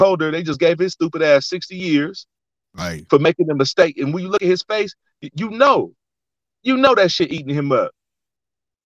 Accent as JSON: {"language": "English", "town": "Oakland", "region": "California", "country": "United States", "tie": "born or raised there", "also_born_or_lived": "San Diego, California", "moved": "as an adult", "lives_now": "Las Vegas, United States", "said": "I grew up in Oakland"}